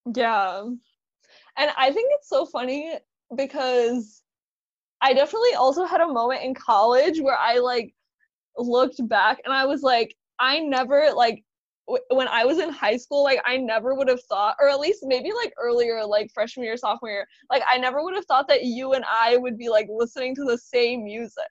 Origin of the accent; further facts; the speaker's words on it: Serbia; moved away; I was born in Serbia, so like we listened to a lot of Serbian music